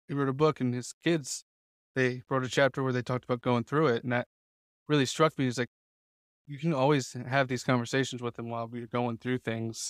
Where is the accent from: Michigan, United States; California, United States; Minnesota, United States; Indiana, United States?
Indiana, United States; Greenfield; I grew up in Greenfield